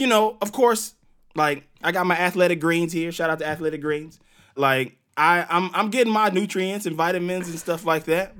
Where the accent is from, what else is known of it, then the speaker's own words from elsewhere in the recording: Mississippi Gulf Coast, United States; moved away; my hometown in Mississippi